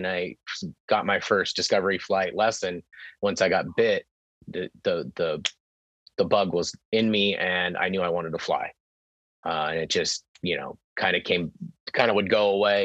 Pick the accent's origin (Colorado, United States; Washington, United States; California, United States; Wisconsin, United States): California, United States; Temecula; also born or lived in San Diego; I was living back in Temecula, my hometown